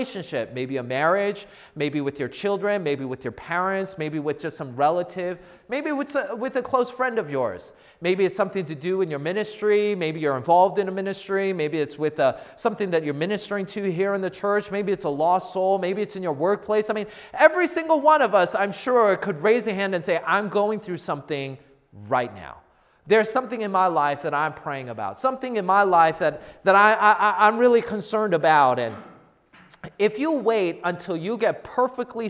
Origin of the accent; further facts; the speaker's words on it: United States; I grew up in the Washington area